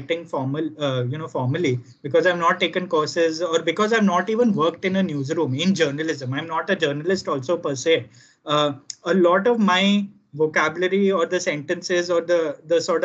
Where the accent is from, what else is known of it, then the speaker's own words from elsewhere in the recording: Gujarat, India; kids growing up in Gujarat